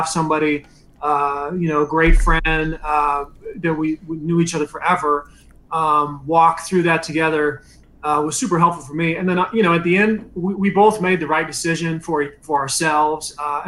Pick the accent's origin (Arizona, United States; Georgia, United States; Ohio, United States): Arizona, United States; Phoenix; born there; I was born in Phoenix, so I had connections to Arizona State.